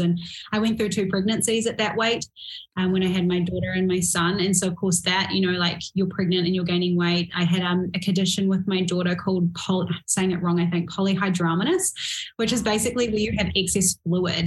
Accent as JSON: {"language": "English", "country": "New Zealand", "said": "I'm from New Zealand"}